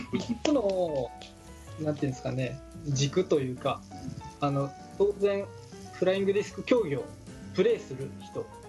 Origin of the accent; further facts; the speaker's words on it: Shizuoka, Japan; 僕地元静岡なんですけど